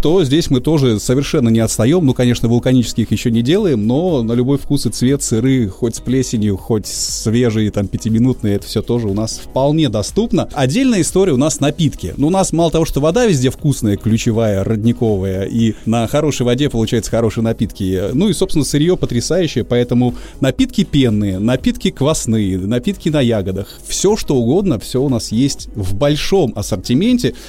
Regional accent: Sakhalin Oblast, Russia; наш Сахалин и Курильские острова

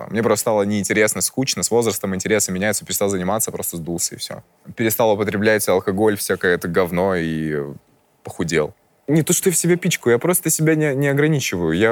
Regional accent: Crimea, Ukraine; Я из Крыма. У нас там это винные столицы. То есть я... Мы из Крыма.

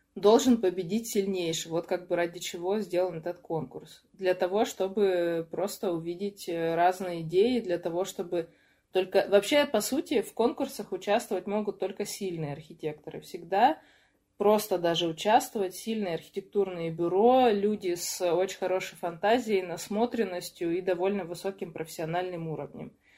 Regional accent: Chelyabinsk, Chelyabinsk Oblast, Russia; also born or lived in Yekaterinburg; now in Moscow, Russia; из Челябинска живу в Москве и жила тоже пару лет в Екатеринбурге

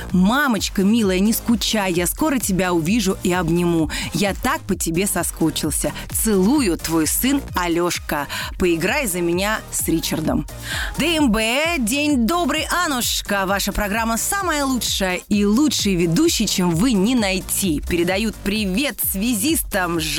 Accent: Samara, Samara Oblast, Russia; я из прекрасного города Самара.

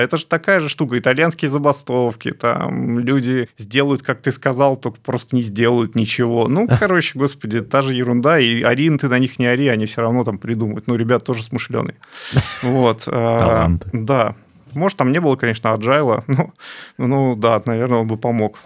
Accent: Ukraine; я украинец

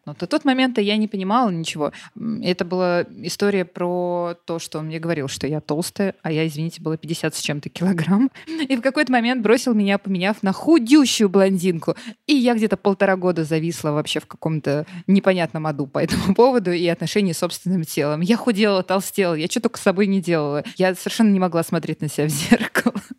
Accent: Russia; я наполовину таджичка, и я росла в России

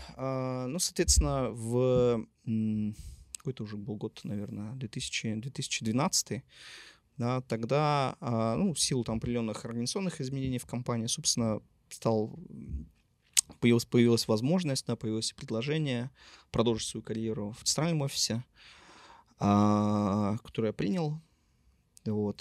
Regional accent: Yekaterinburg, Sverdlovsk Oblast, Russia; also born or lived in Moscow; Я родом из города Екатеринбурга. Здесь я собственно, родился, учился в школе

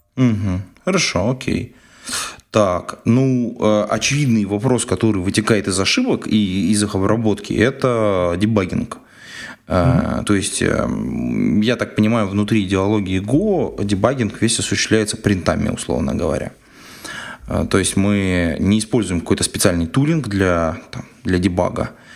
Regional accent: Siberia, Russia; Я же из Сибири

